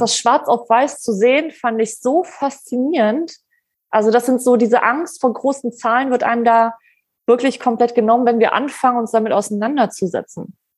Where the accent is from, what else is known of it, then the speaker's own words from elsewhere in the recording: Poland; ich bin Polin